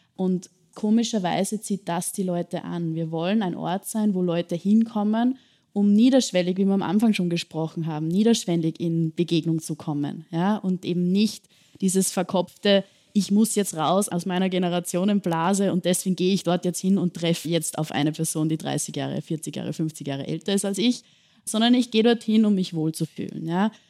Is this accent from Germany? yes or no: no; Bad Ischl, Upper Austria, Austria; now in Vienna, Austria; Also ich komme selbst nicht aus Wien, sondern aus Bad Ischl in Oberösterreich, kleinere Stadt bin dort auch mit meinen Großeltern und meiner Familie groß geworden.